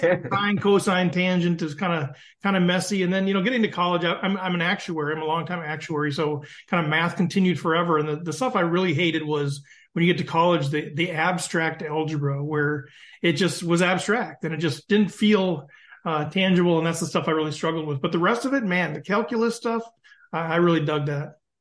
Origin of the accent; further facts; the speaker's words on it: East Central Minnesota, United States; also born or lived in Dalbo, Minnesota; I'm from East Central Minnesota. So if you know the Twin Cities of Minneapolis, St. Paul, but an hour north of there. My wife and I are both like fifth generation